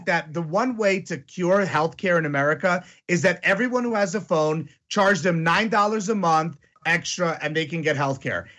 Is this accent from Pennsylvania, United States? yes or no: no; Greenwich, Connecticut, United States; I grew up with them in Greenwich, Connecticut